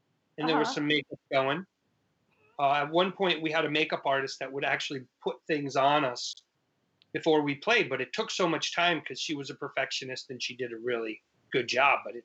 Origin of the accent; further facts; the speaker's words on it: Ludlow, Massachusetts, United States; moved away as an adult; also born or lived in Boston, Massachusetts; now in New York City, United States; I grew up in Massachusetts. My town was Ludlow